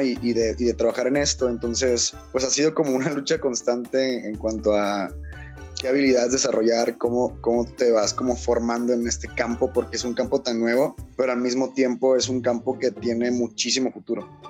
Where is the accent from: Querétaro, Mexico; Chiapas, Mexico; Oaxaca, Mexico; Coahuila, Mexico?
Chiapas, Mexico; Tonalá; soy originario de, México, específicamente pues yo nací en Tonalá, en Tonalá, Chiapas